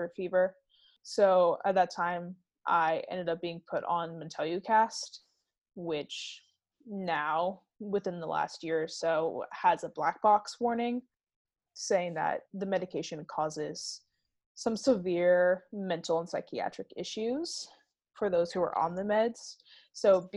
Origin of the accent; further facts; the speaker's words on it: Kyle, Texas, United States; also born or lived in Belleview, Florida; I grew up pretty much split between Kyle, Texas and Belleville, Florida